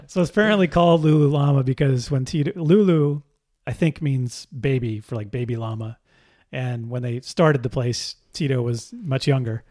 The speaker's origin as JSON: {"language": "English", "town": "Pacifica", "region": "California", "country": "United States", "tie": "born or raised there", "said": "I grew up in Pacifica, California, just south of San Francisco."}